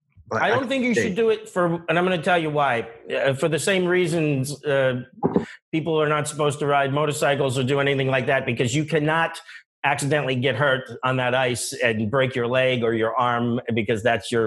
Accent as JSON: {"language": "English", "town": "Johnstown", "region": "Pennsylvania", "country": "United States", "tie": "born or raised there", "said": "That was my hometown of Johnstown, Pennsylvania."}